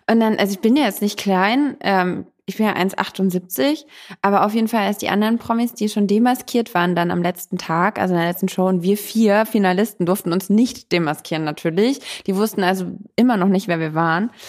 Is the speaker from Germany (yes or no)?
yes; Dresden, Saxony, Germany; Ich komme aus Dresden.